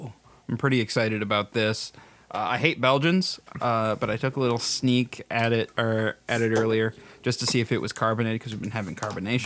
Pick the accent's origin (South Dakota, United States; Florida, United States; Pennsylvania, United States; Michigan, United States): South Dakota, United States; we're from South Dakota.